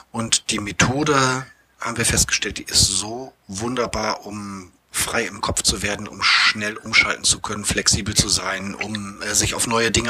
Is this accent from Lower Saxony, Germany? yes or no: no; Bremerhaven, Bremen, Germany; Ich bin gebürtiger Bremerhavener, bin hier geboren, aufgewachsen